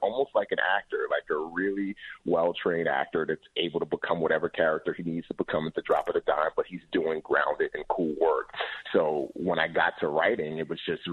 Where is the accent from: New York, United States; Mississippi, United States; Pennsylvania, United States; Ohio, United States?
New York, United States; New York City; moved away as an adult; also born or lived in Nigeria; I grew up in the Bronx, so I was a product of my environment